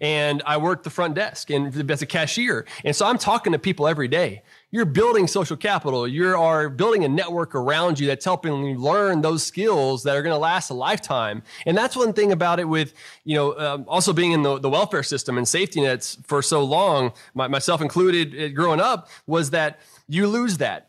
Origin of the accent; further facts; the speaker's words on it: South Houston, Texas, United States; growing up in South Houston, Texas